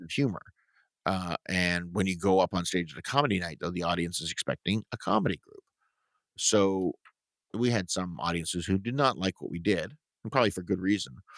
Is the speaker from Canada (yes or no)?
yes; Toronto, Ontario, Canada; moved away as an adult; also born or lived in Syracuse area, New York; now in Syracuse, United States; what we would have in Toronto too, growing up in Scarborough, were these hydro fields